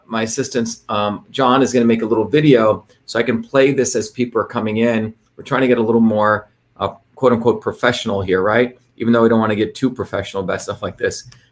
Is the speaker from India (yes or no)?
yes; India; moved away; also born or lived in Bombay, India / South Indian village; I grew up in India when I was up until 7 years old in this crazy city called Bombay, which is chaotic city, but highly diverse